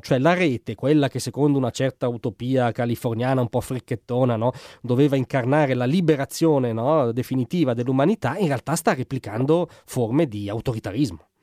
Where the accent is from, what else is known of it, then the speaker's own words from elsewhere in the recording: Como, Lombardy, Italy; io vengo da Como